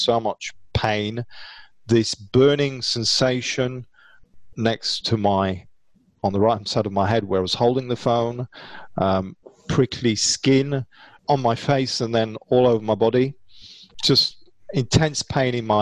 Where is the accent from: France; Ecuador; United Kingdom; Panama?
United Kingdom; being British